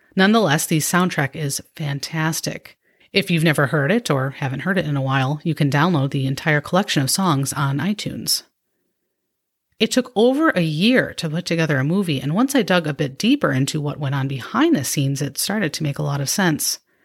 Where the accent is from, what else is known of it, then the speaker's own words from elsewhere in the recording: Midwest, United States; I'm from the Midwest